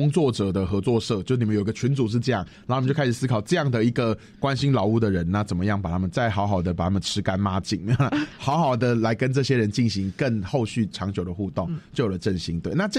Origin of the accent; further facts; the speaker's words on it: Taiwan; 我们都是台湾人呐，其实我们都可以为了保留某一块地方，或是能够让一块地方成为他自己而感到兴奋。